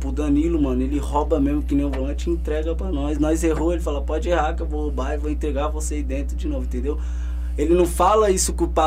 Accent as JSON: {"language": "Portuguese", "region": "São Paulo", "country": "Brazil", "tie": "born there", "said": "quem aqui da nossa região, do Grajaú, onde eu nasci ali"}